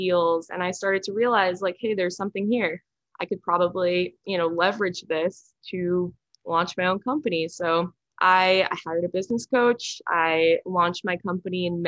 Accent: Westchester, New York, United States; also born or lived in San Francisco; now in Stamford, United States; I am from Westchester, New York, but I'm currently living in Stamford, Connecticut

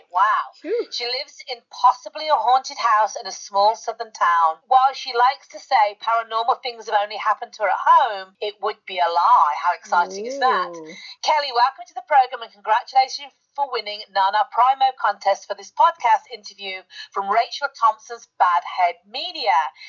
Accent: United Kingdom; I'm the Brit.

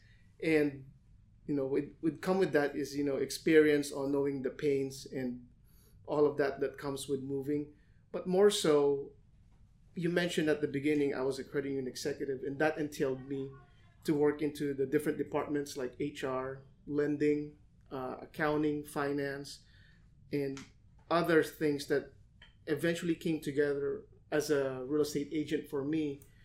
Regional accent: Manila, Metro Manila, Philippines; now in Los Angeles, United States; when I came here from Manila to LA in 2006, at that time, even before the market crash, a lot of people were saying that home prices are high

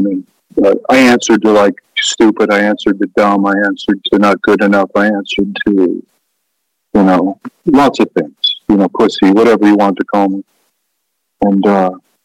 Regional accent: Ketchikan, Alaska, United States; I grew up in Ketchikan, Alaska.

